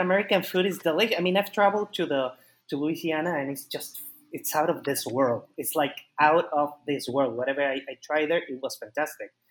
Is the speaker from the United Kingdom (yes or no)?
no; Mexico; also born or lived in Austin, Texas; what we Mexicans always miss is food